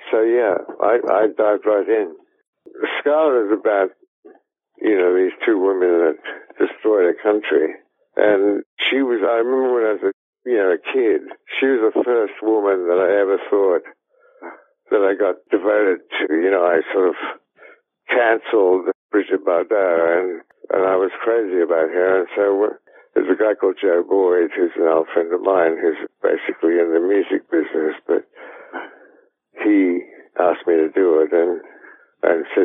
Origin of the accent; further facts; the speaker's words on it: Australia; I'm Australian. I grew up in Australia